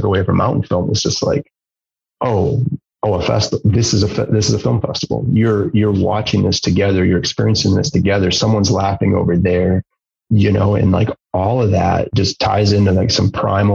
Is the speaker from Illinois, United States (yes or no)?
no; Wisconsin, United States; now in Marquette, United States; I'm from Wisconsin